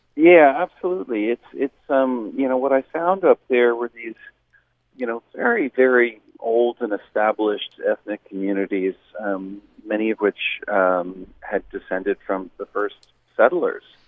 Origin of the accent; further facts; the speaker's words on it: United States; there were always um, Canadians in my hometown growing up in the summer on their vacation